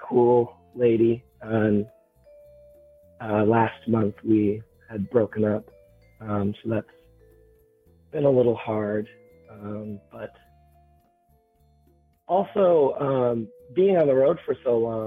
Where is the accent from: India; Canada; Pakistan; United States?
United States; Minnesota; I'm from Minnesota, and I've spent most of my time in Minnesota